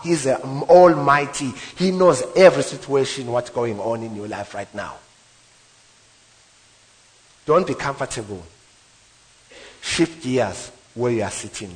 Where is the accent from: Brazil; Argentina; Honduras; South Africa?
South Africa; now in Witbank, South Africa; I'm moving houses from White Bank to Embo, where I grew up, to one room, one bedroom, from three bedroom